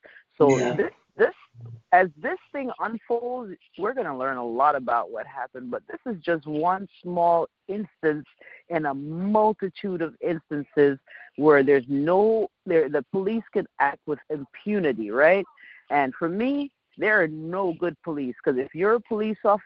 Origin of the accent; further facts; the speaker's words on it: New Jersey, United States; being a kid growing up in Jersey